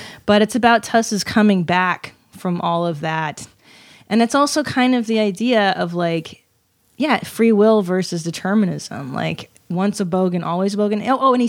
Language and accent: English; Los Angeles, California, United States; also born or lived in Canada; I grew up in L.A.